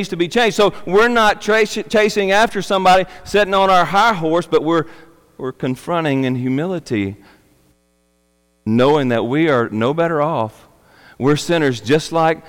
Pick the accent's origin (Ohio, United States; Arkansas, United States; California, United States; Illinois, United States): Arkansas, United States; I'm a redneck from Arkansas